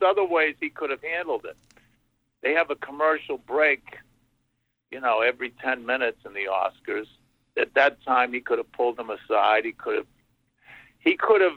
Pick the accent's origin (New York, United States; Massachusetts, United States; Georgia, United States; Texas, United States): Massachusetts, United States; Boston; I grew up in Charlestown